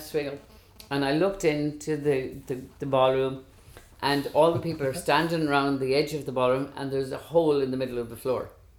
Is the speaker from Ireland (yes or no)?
yes; Galway, Connacht, Ireland; also born or lived in Wicklow; I'm from Galway, everybody knows that.